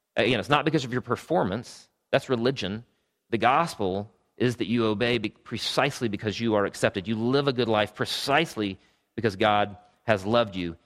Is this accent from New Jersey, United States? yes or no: no; Travelers Rest, South Carolina, United States; also born or lived in Greenville, South Carolina; I grew up in Travelers Rest, South Carolina.